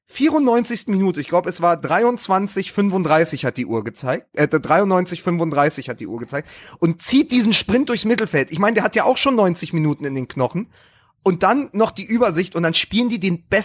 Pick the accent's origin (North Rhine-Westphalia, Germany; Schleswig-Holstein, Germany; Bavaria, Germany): North Rhine-Westphalia, Germany; Dortmund; Ich meine, als Dortmunder, also jeder Dortmunder kann